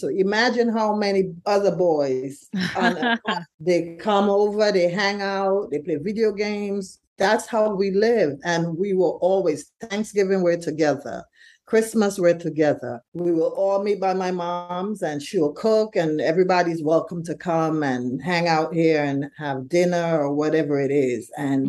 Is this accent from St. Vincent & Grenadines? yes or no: yes; St. Vincent & Grenadines; now in Brooklyn, United States; So like you said, we're from St. Vincent originally, but Tyler grew up in a home. We live on East 8th and Beverly in Brooklyn, and we've been living in this home for 31 years.